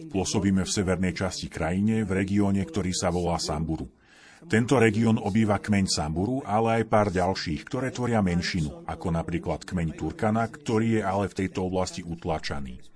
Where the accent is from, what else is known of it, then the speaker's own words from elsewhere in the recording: Colombia; No a ja pochádzam z Kolumbie, ktorá je v mnohom veľmi podobná Afrike. Avšak nezažívame takéto to suché tam, odkiaľ pochádzam. Práve naopak, máme veľa dažďa v pralesoch